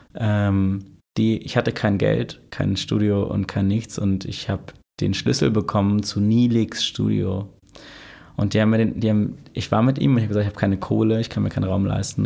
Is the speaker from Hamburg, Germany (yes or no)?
yes; Hamburg, Germany; also born or lived in Osdorf, Hamburg / Elmshorn; ich komme aus Lurup, Alter. Aus Lurup bin in Altona ja geboren, aber ich bin Lurupa